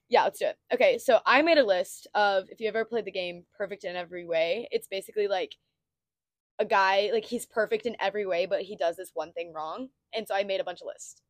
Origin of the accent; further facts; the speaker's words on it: Texas Panhandle, United States; moved away as an adult; now in Stillwater, United States; we're both from the panhandle of Texas. Um, and we both moved to Oklahoma State. So we live in Stillwater now.